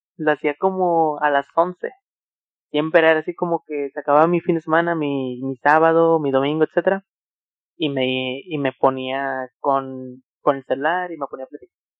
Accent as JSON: {"language": "Spanish", "town": "Monterrey", "region": "Nuevo León", "country": "Mexico", "said": "soy de ahí, pero pues de un poquito más alejado de, al lado de esas personas. Pero somos de, de Monterrey"}